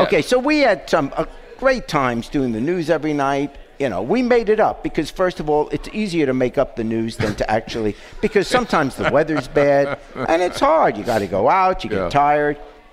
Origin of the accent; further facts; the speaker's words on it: New York, United States; also born or lived in England; back when I was a kid, I grew up in New York